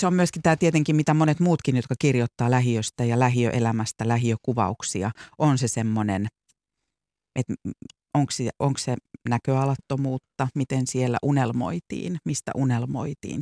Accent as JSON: {"language": "Finnish", "town": "Vantaa", "region": "Uusimaa", "country": "Finland", "moved": "yes", "said": "mäkin puhun me korsolaiset, en enää asu siellä, en ole asunut vuosikymmeniin"}